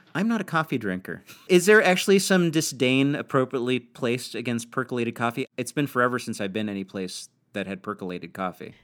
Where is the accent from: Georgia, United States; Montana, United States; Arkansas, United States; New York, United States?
New York, United States; I grew up as a New Yorker.